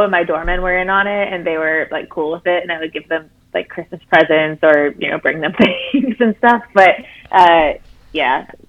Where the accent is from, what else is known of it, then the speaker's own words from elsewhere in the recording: Wisconsin, United States; moved away; my parents live in Wisconsin, I grew up in Wisconsin